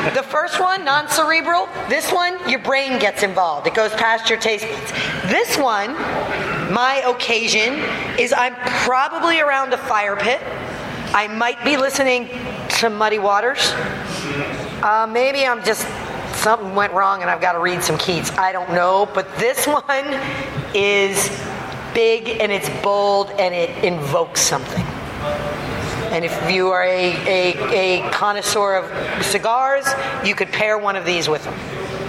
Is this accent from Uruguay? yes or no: no; Scotland, United Kingdom; we're Scottish nationality and very proud of that, but we're Orcadian by the grace of God.